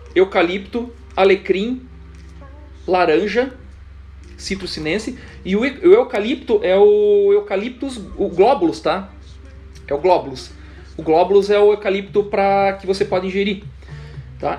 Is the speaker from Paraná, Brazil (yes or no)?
yes; Curitiba, Paraná, Brazil; Eu, como um bom curitibano